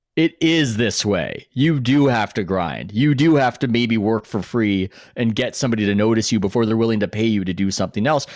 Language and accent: English; San Diego, California, United States; even though I'm from San Diego, I don't speak a word of Spanish